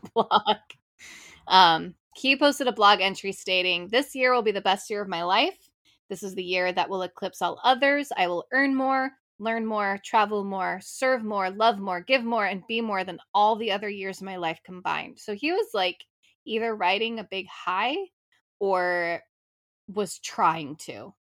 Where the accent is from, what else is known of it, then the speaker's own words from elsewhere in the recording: California, United States; I'm from California